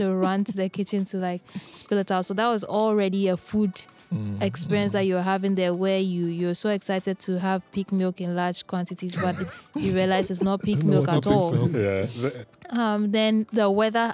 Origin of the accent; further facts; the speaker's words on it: Ghana; moved away; as a Ghanaian